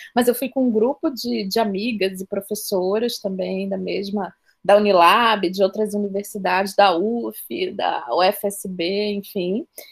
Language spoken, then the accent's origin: Portuguese; Rio de Janeiro, Brazil; moved away as an adult; now in Salvador, Brazil; Eu sou do Rio de Janeiro, mas a minha família é baiana e eu vim morar aqui na, em Salvador há mais ou menos 11 anos.